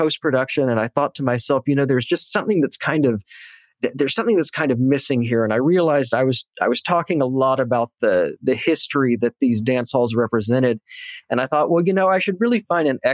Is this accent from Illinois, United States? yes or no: no; Austin, Texas, United States; moved away as an adult; now in New York City, United States; my hometown of Austin is changing quite a bit.